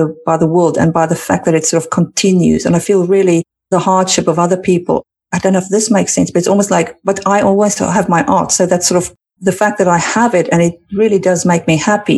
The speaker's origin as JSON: {"language": "English", "country": "South Africa", "moved": "yes", "lives_now": "United Kingdom", "said": "I come from South Africa where the winter is typically short."}